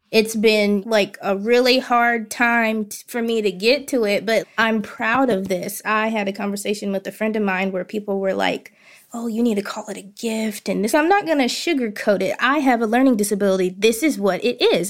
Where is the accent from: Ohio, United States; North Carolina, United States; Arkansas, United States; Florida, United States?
Arkansas, United States; Hot Springs; I am born and raised in Hot Springs, Arkansas